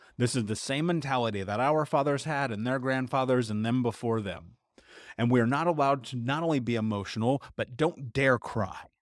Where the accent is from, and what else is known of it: United States